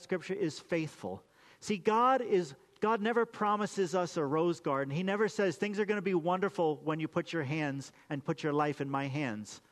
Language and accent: English; United States; Why did I get to be born in America?